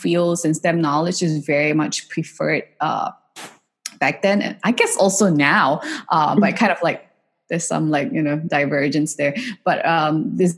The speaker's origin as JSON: {"language": "English", "country": "Singapore", "tie": "born or raised there", "said": "I grew up in Singapore and I did most of my, you know, education in Singapore"}